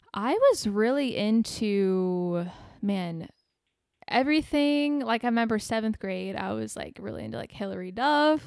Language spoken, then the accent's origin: English; Bourbonnais, Illinois, United States; born or raised there; moved away as an adult; now in Arizona, United States